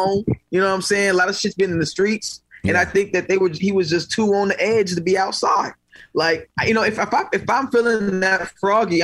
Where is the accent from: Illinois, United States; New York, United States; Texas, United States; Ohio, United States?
Illinois, United States; Chicago; also born or lived in St. Louis, Missouri / Mississippi; From Chicago, kind of. I was born in St. Louis, and I came up in Chicago, and my family's from Mississippi